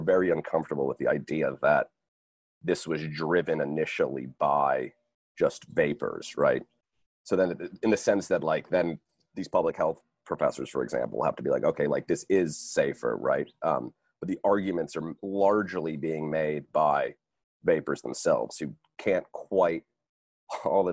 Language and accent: English; New Jersey, United States; I'm from New Jersey